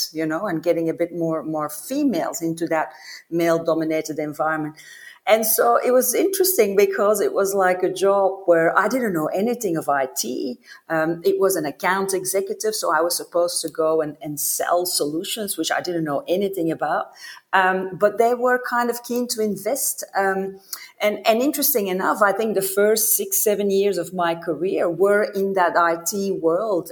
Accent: Belgium; moved away as an adult; also born or lived in United States / New York / Melbourne; I'm originally from Belgium and kind of left Belgium, I would say 20 years ago when I started to travel for work.

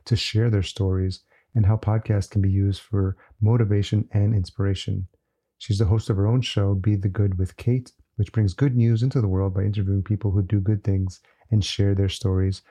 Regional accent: Yonkers, New York, United States; moved away as an adult; now in Minneapolis, United States; grew up in Yonkers.

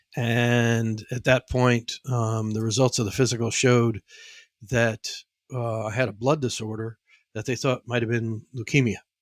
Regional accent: New York City, New York, United States; also born or lived in New England; I was born and raised in the Bronx, and then from the Bronx, we went out to the suburbs.

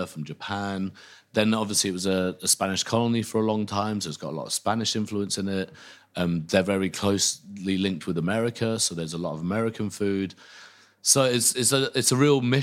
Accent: Northampton, East Midlands, United Kingdom; I grew up in Northampton

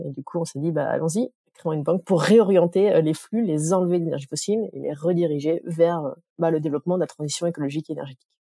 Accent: Dijon, Bourgogne-Franche-Comté, France; je viens de Dijon

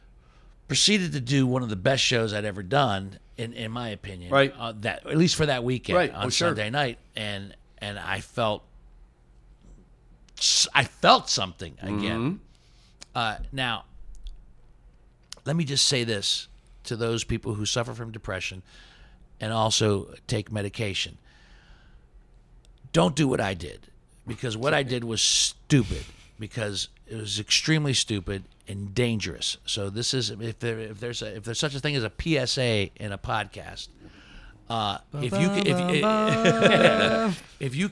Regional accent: Steubenville, Ohio, United States; We grew up in Steubenville together

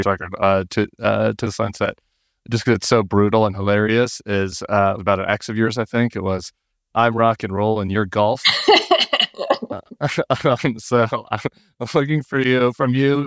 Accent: Denver, Colorado, United States; I'm from Denver

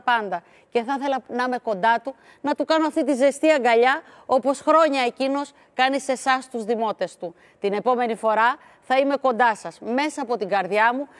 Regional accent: Volos, Thessaly, Greece; moved away; κάθε φορά που έρχομαι στη γενέτειρά μου και τη βλέπω κάθε φορά διαφορετική και καλύτερη

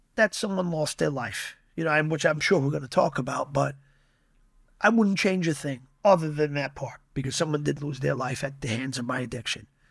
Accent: Yonkers, New York, United States; It's a neighboring city to where I'm from. I'm from Yonkers

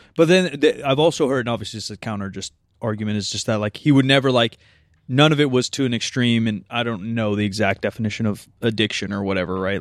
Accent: Sacramento, California, United States; grew up here, so I'm a Kings-ish fan

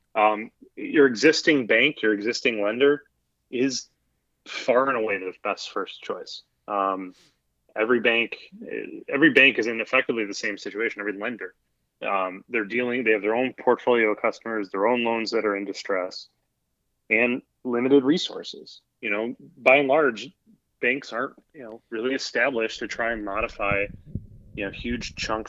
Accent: Chicago, Illinois, United States; now in Miami, United States; I'm from Chicago. I live in Miami.

